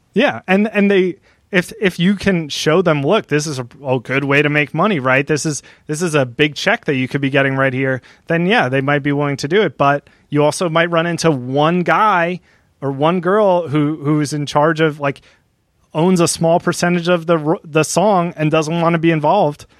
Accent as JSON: {"language": "English", "region": "New Jersey", "country": "United States", "also_born_or_lived": "Delaware", "said": "I'm from New Jersey"}